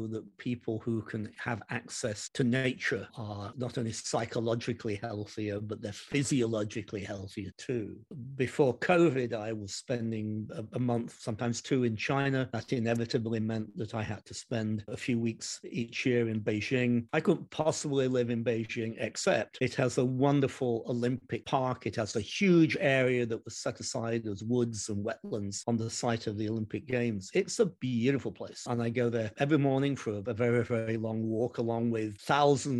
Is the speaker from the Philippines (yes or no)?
no; Derby, East Midlands, United Kingdom; moved away; my hometown of Derby in the United Kingdom